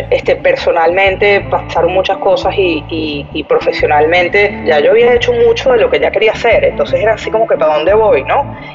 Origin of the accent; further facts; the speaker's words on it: Mexico; moved away; Yo me vine de México en el 2013. En el 2013.